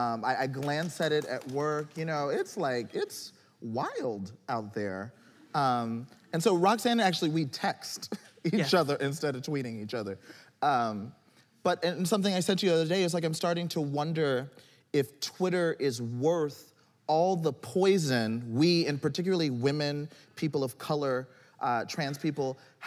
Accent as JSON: {"language": "English", "region": "New York", "country": "United States", "said": "So, as a New Yorker, I know that when people ask you what I'm about to ask you"}